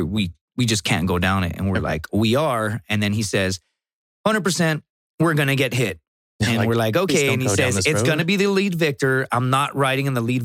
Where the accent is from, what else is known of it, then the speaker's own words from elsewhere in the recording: Laredo, Texas, United States; I'm from Laredo, Texas.